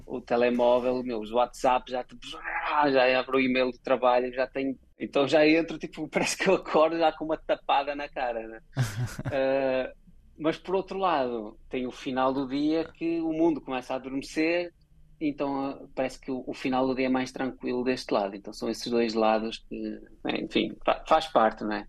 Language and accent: Portuguese; Portugal; also born or lived in Brazil; now in Los Angeles, United States; eu nasci em Portugal, eu fui feito como português